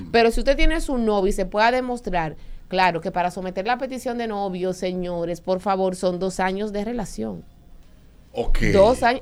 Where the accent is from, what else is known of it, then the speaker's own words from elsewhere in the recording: Jarabacoa, La Vega, Dominican Republic; yo me crié básicamente en Jarabacoa.